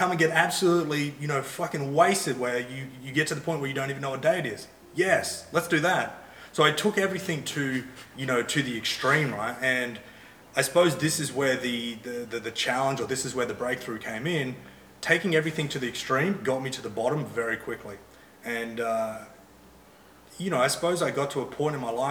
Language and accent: English; Hervey Bay, Queensland, Australia; I grew up in Harvey Bay, which is probably 4 hours from the Gold Coast.